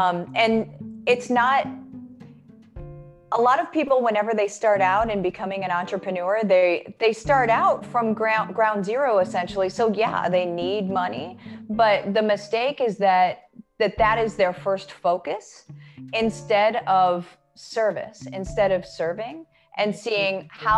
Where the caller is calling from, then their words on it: Winter Garden, Florida, United States; I am in Winter Garden, Florida. So right outside of Orlando.